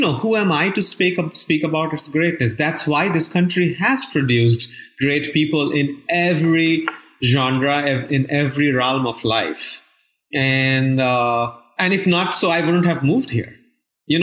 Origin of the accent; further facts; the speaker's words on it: India; moved away as an adult; now in United States; I was born and raised in India